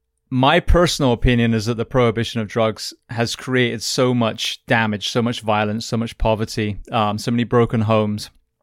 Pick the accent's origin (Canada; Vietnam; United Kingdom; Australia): United Kingdom; England; now in United States; an English farm boy that moved to the States